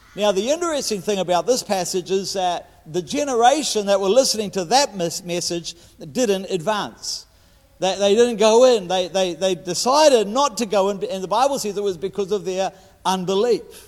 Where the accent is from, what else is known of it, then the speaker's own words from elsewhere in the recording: New Zealand; I'm a Kiwi